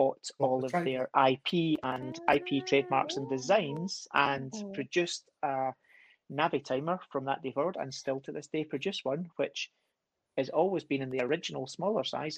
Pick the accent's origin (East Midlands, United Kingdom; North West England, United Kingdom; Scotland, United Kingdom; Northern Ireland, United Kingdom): Scotland, United Kingdom; I'm Scottish